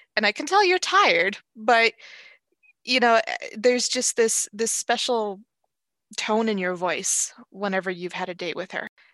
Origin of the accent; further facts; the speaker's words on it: Los Angeles, California, United States; moved away as an adult; also born or lived in Seattle; now in Everett, United States; I grew up in Los Angeles, and I, I moved to Seattle when, in my early twenties